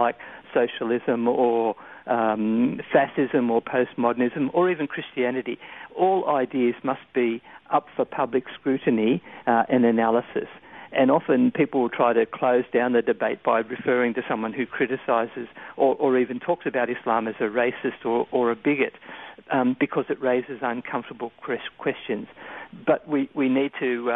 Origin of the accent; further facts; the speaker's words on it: Australia; Australians by nature, we tend to be pretty easygoing and reasonably accepting of other cultures